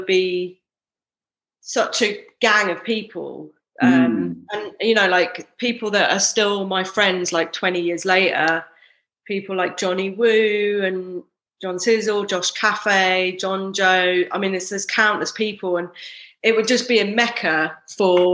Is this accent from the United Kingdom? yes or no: yes; London, United Kingdom; I grew up in South London.